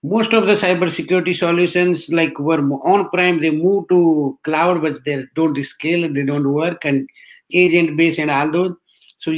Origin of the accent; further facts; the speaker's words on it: Rajasthan, India; moved away as an adult; also born or lived in Delhi / Bangalore / Ireland / Bay Area; I am from Rajasthan, basically born in a small village